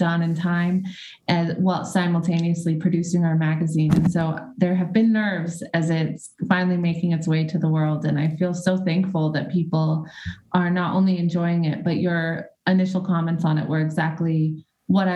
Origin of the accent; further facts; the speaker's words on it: Boise, Idaho, United States; now in California, United States; I grew up in Idaho